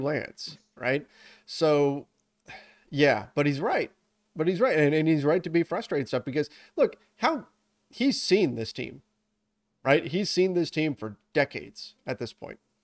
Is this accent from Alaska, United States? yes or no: no; Southern California, United States; I grew up in Southern California playing soccer